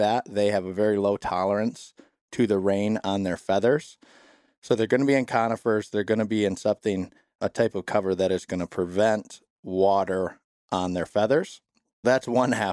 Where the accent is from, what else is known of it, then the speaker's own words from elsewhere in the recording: Southeast Michigan, United States; moved away as an adult; also born or lived in Wisconsin; I'm originally from Southeast Michigan, grew up down there